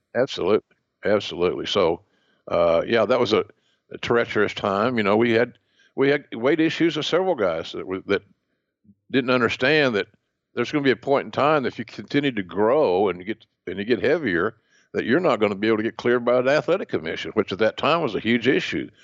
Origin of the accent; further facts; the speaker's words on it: Oklahoma, United States; accent: Southern; when I was a kid growing up in Oklahoma